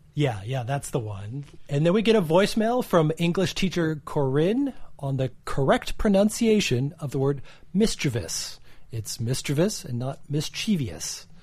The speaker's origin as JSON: {"language": "English", "region": "Minnesota", "country": "United States", "tie": "born or raised there", "said": "I used to do a lot of fishing as a kid, growing up in Minnesota, the land of ten thousand lakes"}